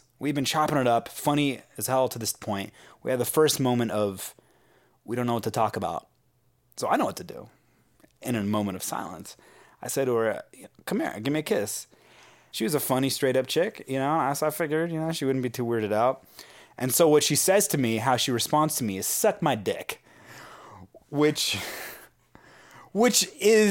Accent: San Francisco, California, United States; I grew up in San Francisco

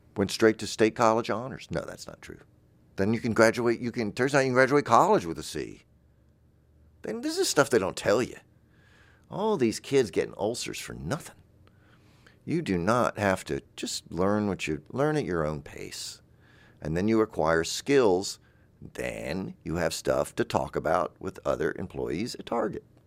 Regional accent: the South, United States; I'm from the South

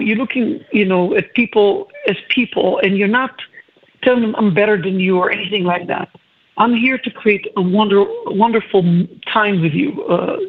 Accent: Israel; moved away; I'm originally from Israel.

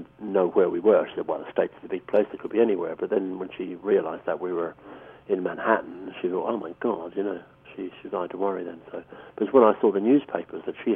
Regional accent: Ireland; being Irish

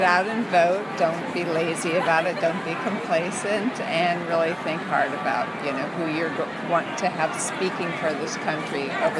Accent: near Cleveland, Ohio, United States; moved away; also born or lived in New York; I come from Ohio.

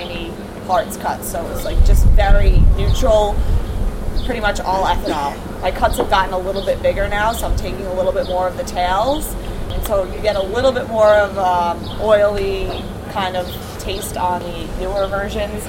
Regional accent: New York City, New York, United States; I'm biased as a New Yorker

